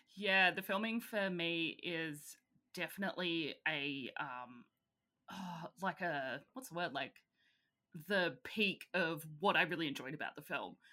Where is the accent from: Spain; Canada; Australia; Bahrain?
Australia; I'm Australian